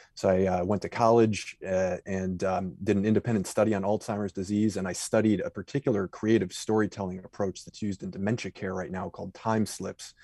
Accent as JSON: {"language": "English", "town": "Cleveland", "region": "Ohio", "country": "United States", "tie": "born or raised there", "said": "I grew up in Cleveland, which is sort of the anchorage of the Midwest"}